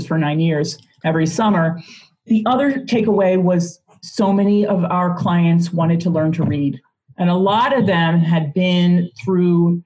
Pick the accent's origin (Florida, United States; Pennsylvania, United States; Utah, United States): Pennsylvania, United States; Philadelphia; also born or lived in South Carolina; now in Arizona, United States; I grew up in Philadelphia and also lived in South Carolina, now live out in Arizona